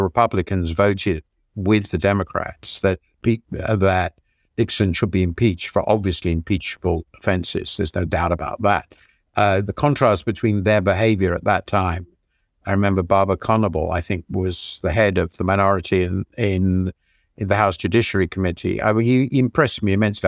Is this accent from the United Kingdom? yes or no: yes; United Kingdom; also born or lived in United States; as most British people will be, and I lived in the country for ten years